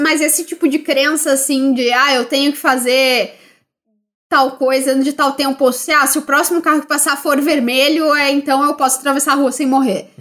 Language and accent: Portuguese; Brazil; Sendo brasileiro